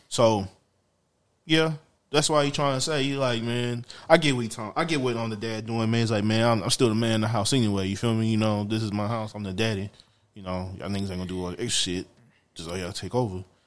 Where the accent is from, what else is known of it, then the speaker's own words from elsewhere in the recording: Louisiana, United States; I'm from Louisiana